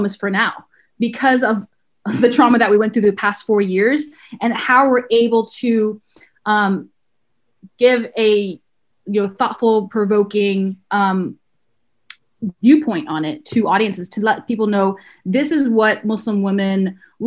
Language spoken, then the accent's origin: English; the South, United States; I growing up brown in the South